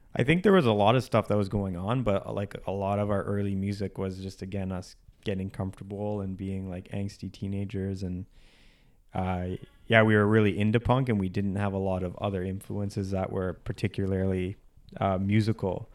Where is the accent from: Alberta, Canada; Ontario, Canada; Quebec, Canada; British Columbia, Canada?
Ontario, Canada; Whitby; I grew up in a suburb outside of Toronto, uh, called Whippy, Ontario